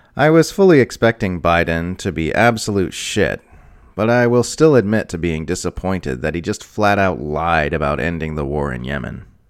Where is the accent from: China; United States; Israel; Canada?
United States